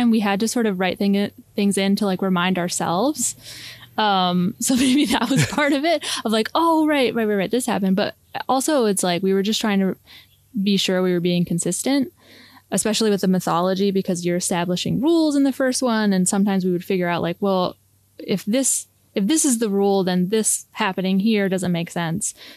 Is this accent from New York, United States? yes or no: no; Connecticut, United States; my sister and I are from Connecticut